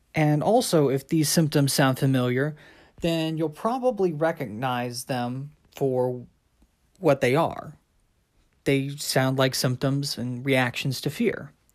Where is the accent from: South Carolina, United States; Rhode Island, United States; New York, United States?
South Carolina, United States; moved away; also born or lived in Midwest / Washington, D.C. / London; growing up, I'd traveled between uh, my parents' house in South Carolina to go visit my biological father in St. Louis. Then later on in my life, we moved from South Carolina to the Midwest